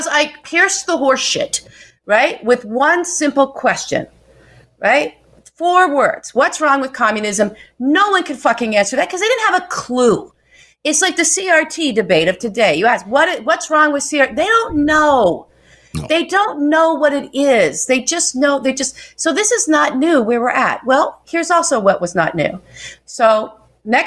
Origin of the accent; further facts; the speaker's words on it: Wichita, Kansas, United States; moved away; a big part of my growing up from age 6 to 16, I grew up in Wichita, Kansas